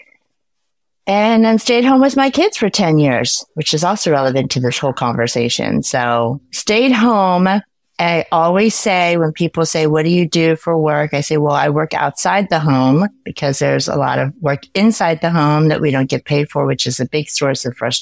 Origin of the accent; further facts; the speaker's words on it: United States; also born or lived in Korea; I moved when I was five. So I am what we call ourselves a 1.5 generation immigrant. And so, you know, I grew up mostly in the U.S.